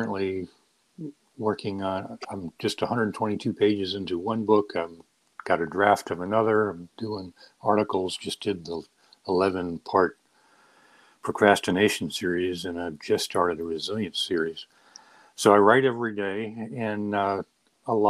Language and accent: English; San Diego, California, United States; also born or lived in Maine; I grew up in San Diego